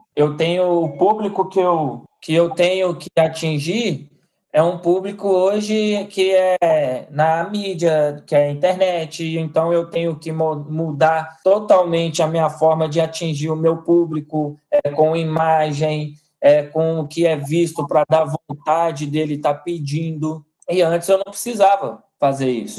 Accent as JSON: {"language": "Portuguese", "town": "Belo Horizonte", "region": "Minas Gerais", "country": "Brazil", "tie": "born or raised there", "also_born_or_lived": "interior of São Paulo", "moved": "as an adult", "said": "sou mineiro. Nascido e criado aqui em Belo Horizonte"}